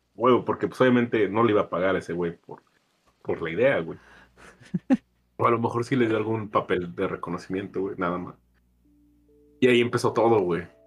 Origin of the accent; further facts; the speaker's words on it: San Luis Potosí, Mexico; uno como mexicano o, por ejemplo, como potosino